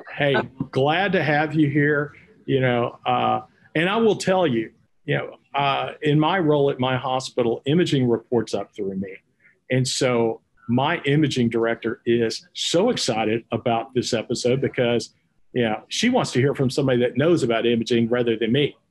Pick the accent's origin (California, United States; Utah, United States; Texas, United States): Texas, United States; accent: Texas; my Texas accent